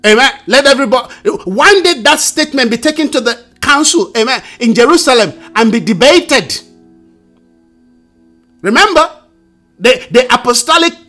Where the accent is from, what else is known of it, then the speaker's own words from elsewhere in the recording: Nigeria; I'm a Nigerian